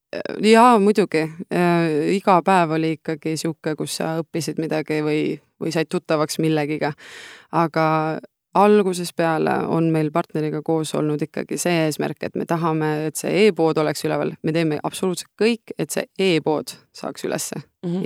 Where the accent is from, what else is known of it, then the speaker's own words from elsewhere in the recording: Estonia; me oleme Noorutsist pärit, lehmade lammaste vahelt sealt